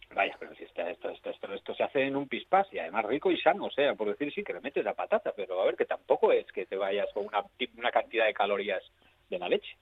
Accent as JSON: {"language": "Spanish", "region": "Asturias", "country": "Spain", "said": "somos asturianos de Asturias"}